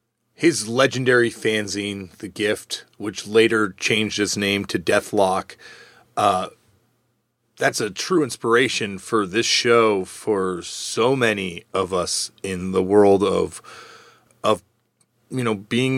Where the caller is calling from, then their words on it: Toronto, Ontario, Canada; I'm actually calling from Toronto, Ontario.